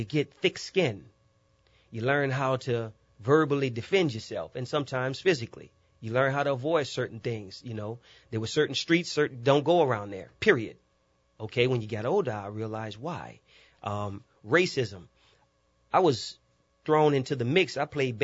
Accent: New Orleans, Louisiana, United States; Growing up in New Orleans was rich

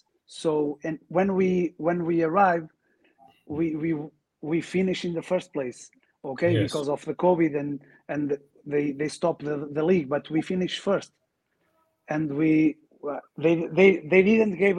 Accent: Portugal; English is a second language; You know, I'm from Portugal. He is from Spanish. Spain. So we are near, you know.

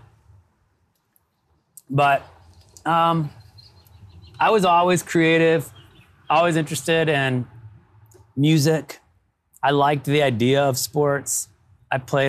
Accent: Toledo, Ohio, United States; I grew up in Ohio

